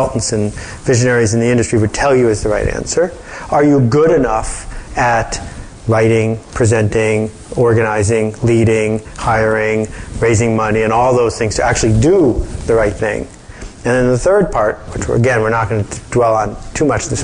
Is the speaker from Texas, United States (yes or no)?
no; Buffalo, New York, United States; I grew up in Buffalo